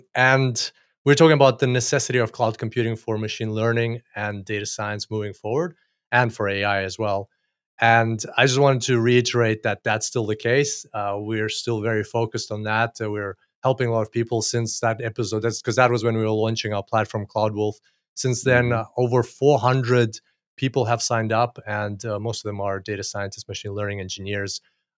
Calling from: Gold Coast, Queensland, Australia; Australia, Gold Coast, as usual for me these days.

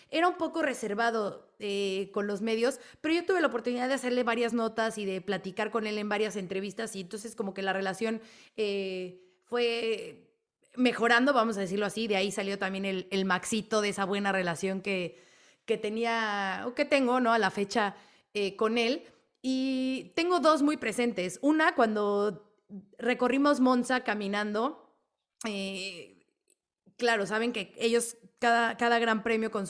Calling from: Guadalajara, Jalisco, Mexico; Hola, formulero. … de Guadalajara, Jalisco, México.

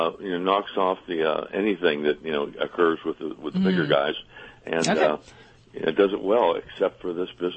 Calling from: Fayetteville, North Carolina, United States

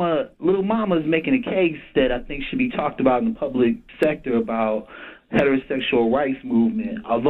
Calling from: Cleveland, Ohio, United States; I'm calling you from Cleveland.

